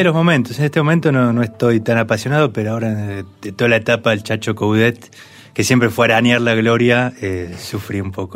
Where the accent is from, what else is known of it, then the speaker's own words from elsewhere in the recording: Buenos Aires, Argentina; somos todos porteños, hinchas de central